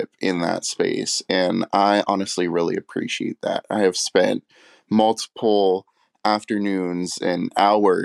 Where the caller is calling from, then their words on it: Downey, California, United States; I'm calling from Downey, California